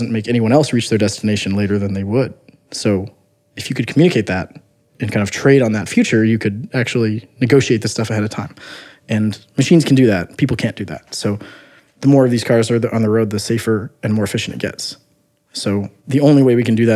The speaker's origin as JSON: {"language": "English", "country": "United States", "tie": "born or raised there", "said": "I grew up near Missouri"}